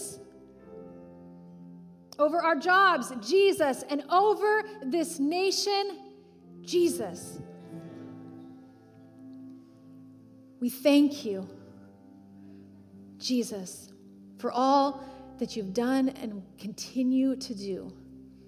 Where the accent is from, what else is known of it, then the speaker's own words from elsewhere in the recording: United States; as American Christians